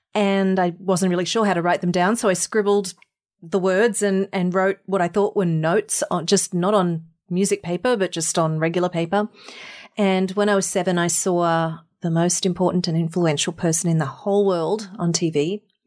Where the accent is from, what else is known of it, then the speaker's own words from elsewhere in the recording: Mackay, Queensland, Australia; moved away as an adult; also born or lived in Sydney, Australia; now in United States; I grew up in Mackay in North Queensland in a tropical town in the middle of nowhere